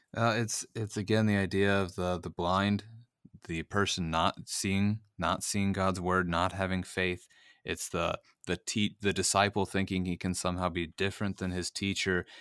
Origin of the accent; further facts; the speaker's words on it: Missouri, United States; growing up in Missouri and living in Missouri